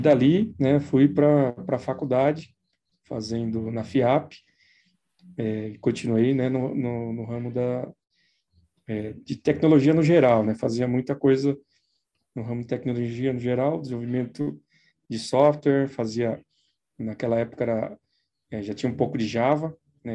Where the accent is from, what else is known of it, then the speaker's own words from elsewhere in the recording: São Paulo, Brazil; sou de São Paulo, sempre fiquei por aqui, não, nunca morei fora, né? Sempre morei em São Paulo mesmo